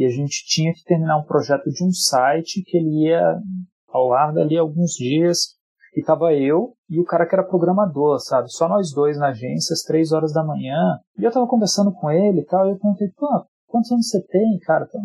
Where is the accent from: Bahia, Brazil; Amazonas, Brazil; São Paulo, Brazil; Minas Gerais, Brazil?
São Paulo, Brazil; born there; Eu nasci aqui em São Paulo. A minha família inteira é do Nordeste, ela é do Ceará. Para ser mais específico ainda, é do Crato.